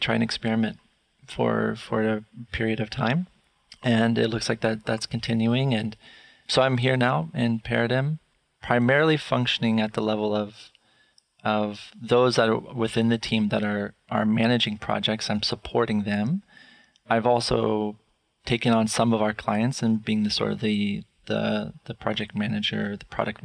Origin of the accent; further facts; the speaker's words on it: Alabama, United States; now in Vancouver, Canada; So I am in Vancouver, but I'm actually from the States. I was born and raised in Alabama.